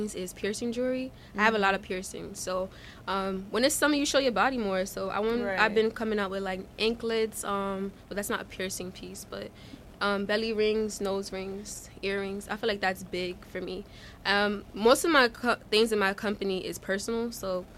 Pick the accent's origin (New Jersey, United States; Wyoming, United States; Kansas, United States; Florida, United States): New Jersey, United States; Newark; also born or lived in Nigeria; I live in Newark. I've been living in Newark since I came to America when I was three